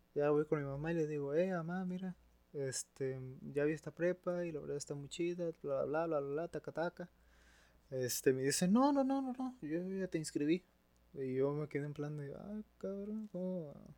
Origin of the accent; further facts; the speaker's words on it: Matamoros, Tamaulipas, Mexico; also born or lived in Ciudad Victoria, Tamaulipas; yo nací en Victoria y me vine acá a Matamoros cuando empecé la mi primaria.